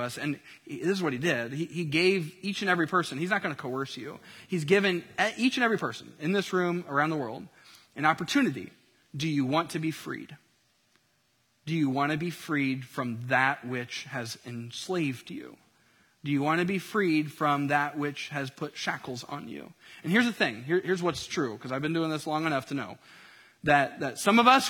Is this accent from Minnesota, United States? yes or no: no; Indiana, United States; I grew up in Indiana